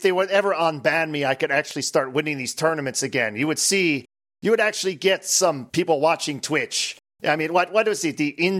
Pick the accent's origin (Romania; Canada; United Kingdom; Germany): Romania; Transylvania; Well, as you may or may not know, I am from Transylvania, Romania. And we had pinball over there.